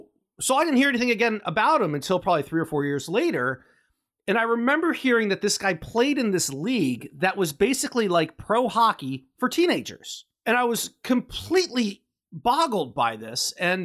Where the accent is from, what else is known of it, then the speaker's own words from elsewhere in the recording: Virginia, United States; I grew up in the United States. I was born in Virginia.